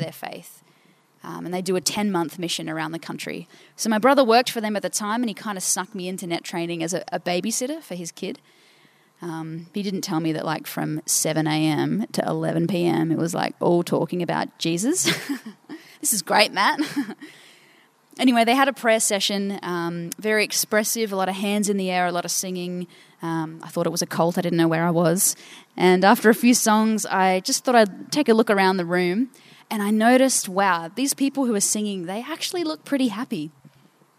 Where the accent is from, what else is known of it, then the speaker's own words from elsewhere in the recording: Port Pirie, South Australia, Australia; I'm from Port Pirie.